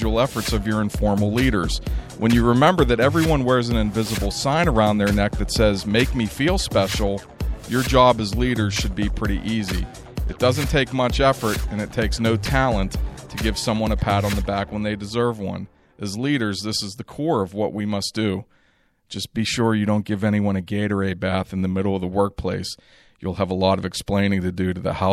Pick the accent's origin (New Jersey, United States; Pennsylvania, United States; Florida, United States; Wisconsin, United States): Pennsylvania, United States; Pittsburgh; I'm from Pittsburgh